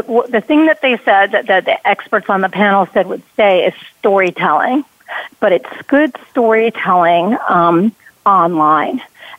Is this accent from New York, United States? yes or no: yes; New York, United States; moved away; I grew up in New York